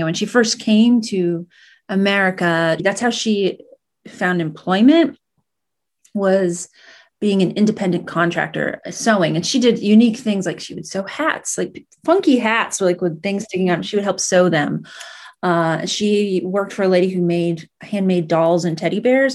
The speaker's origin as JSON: {"language": "English", "country": "United States", "tie": "born or raised there", "also_born_or_lived": "Sicily, Italy", "said": "I grew up in Vermont, New Hampshire"}